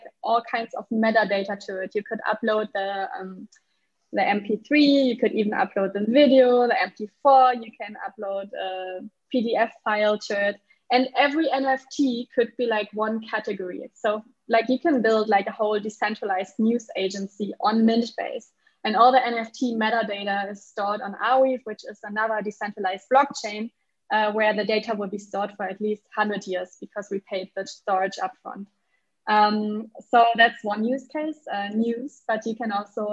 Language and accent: English; Germany; accent: German; English is a second language; now in Lisbon, Portugal; I'm German, so sometimes like my accent is not